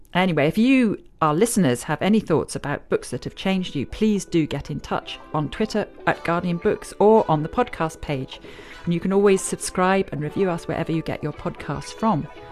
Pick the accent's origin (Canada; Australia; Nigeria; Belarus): Nigeria; Northern Nigeria; moved away; I grew up in Nigeria during the Civil War, but I was in the North